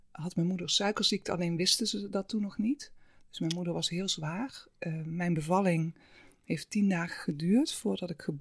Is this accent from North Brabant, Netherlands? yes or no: yes; Halsteren, North Brabant, Netherlands; born there; mijn moeder. Um, zij zijn vanuit eh, Limburg naar uh, eh, Halsteren eh